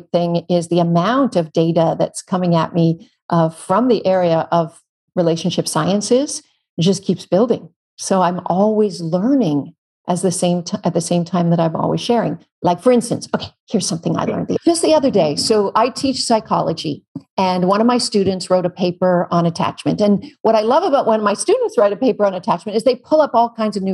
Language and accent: English; Canada; now in California, United States; I'm Canadian. We have real grizzlies where I'm from